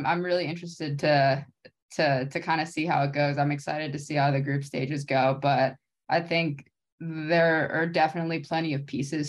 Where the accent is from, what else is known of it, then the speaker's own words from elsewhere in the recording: Maryland, United States; now in California, United States; I live in California now, but I'm originally from Maryland. Grew up in Maryland, did all my schooling like in Maryland and on the East Coast.